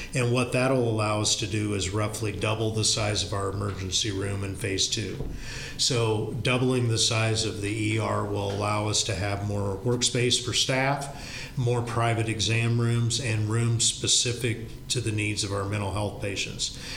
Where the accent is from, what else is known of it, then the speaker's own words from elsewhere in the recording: Knoxville, Iowa, United States; this is my hometown. This is where my parents and grandparents grew up. It's where, you know, we've raised our kids.